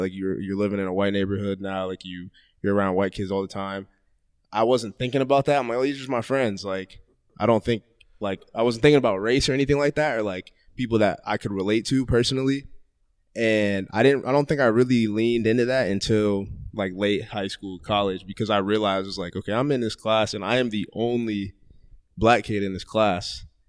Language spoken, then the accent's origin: English; Columbus, Ohio, United States; also born or lived in Gahanna; I grew up in Columbus, but like it wasn't, it wasn't really bad